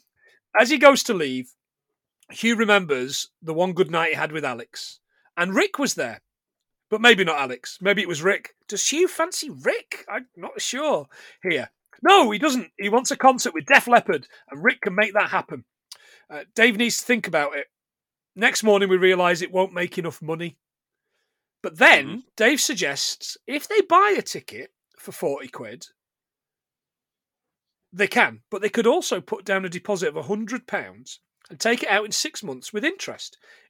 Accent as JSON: {"language": "English", "area": "Sherwood Forest", "region": "East Midlands", "country": "United Kingdom", "tie": "born or raised there", "said": "I was born in Sherwood Forest."}